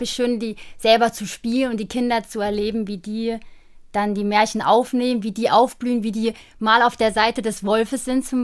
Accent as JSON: {"language": "German", "country": "Turkey", "said": "Ich komme auch selber aus der Türkei, also halb türkisch bin ich"}